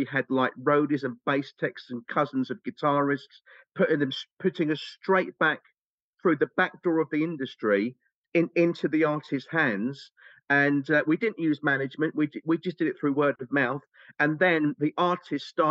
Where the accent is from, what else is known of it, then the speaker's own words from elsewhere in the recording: England, United Kingdom; We're English. English. We're all nutty. We're English.